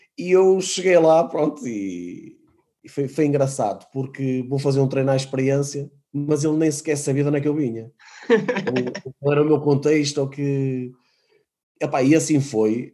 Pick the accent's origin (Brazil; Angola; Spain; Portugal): Portugal; Matosinhos, Norte; eu de Matosinhos, não é? Uh, leixonense, a realidade é esta, não tenho que, nunca, nunca fugi em dizer que era de Leixões, que é o clube da minha terra